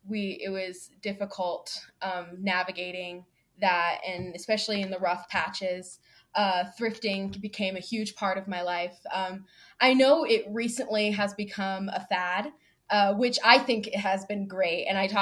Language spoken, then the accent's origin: English; Houston, Texas, United States; born there; Yeah, so I was born in Houston, Texas, like Beyonce. a lot of my growing up, I moved quite a lot.